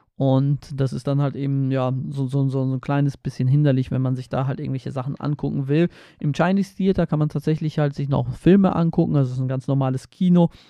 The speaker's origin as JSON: {"language": "German", "country": "Poland", "tie": "born or raised there", "moved": "yes", "said": "Ich komme aus Polen, aus, äh, von der Ostsee"}